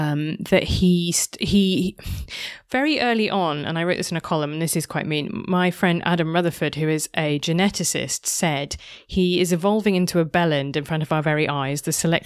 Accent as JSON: {"language": "English", "country": "United Kingdom", "said": "Like, that's just a very, like, I'm British."}